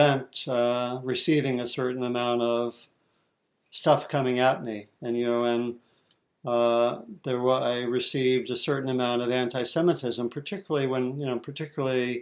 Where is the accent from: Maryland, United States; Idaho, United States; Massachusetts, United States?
Maryland, United States; D.C., Maryland near Washington, United States; I grew up in Maryland near Washington, D.C.